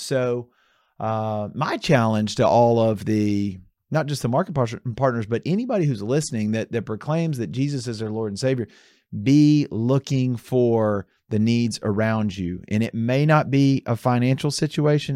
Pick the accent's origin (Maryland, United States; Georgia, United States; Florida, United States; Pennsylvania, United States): Georgia, United States; Atlanta; moved away; I grew up in Atlanta